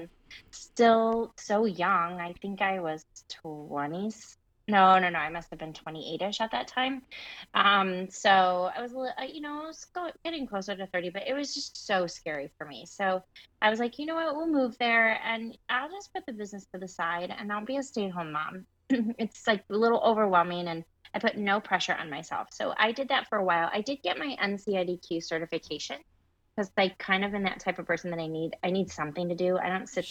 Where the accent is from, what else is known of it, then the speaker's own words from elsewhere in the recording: Michigan, United States; moved away as an adult; also born or lived in Indiana / Colorado; So I grew up in Michigan, born and raised in Michigan, all through college